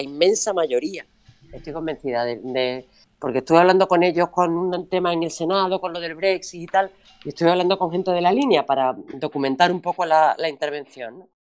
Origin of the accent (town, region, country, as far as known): Andalusia, Spain